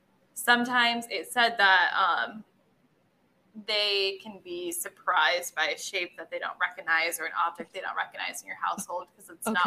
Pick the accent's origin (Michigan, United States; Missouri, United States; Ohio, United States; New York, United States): Michigan, United States; growing up in Michigan